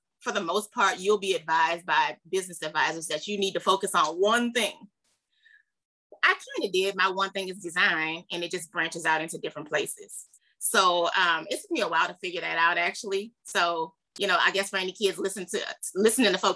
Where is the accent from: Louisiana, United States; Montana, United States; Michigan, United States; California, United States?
Louisiana, United States; New Orleans; moved away; also born or lived in Dallas, Texas; I'm originally from New Orleans, Louisiana